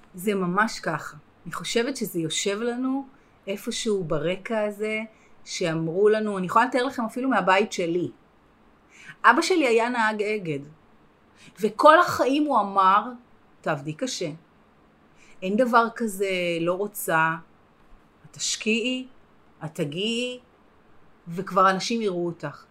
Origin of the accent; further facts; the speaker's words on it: Herzliya, Tel Aviv District, Israel; גדלתי בהרצליה